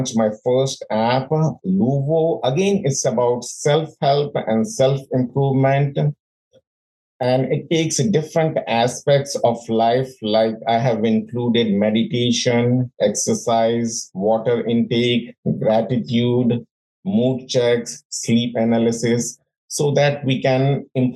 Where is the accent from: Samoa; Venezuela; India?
India; moved away as an adult; also born or lived in London; now in United States; I was born and brought up in India. I lived there for 26 years